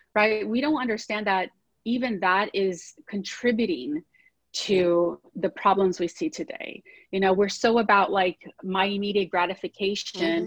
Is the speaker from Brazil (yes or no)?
yes; Brazil; now in United States; I grew up in Brazil, um, Latin country.